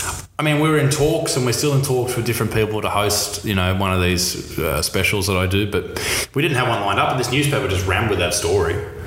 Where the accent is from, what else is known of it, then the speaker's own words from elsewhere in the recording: Australia; we grew up in Australia here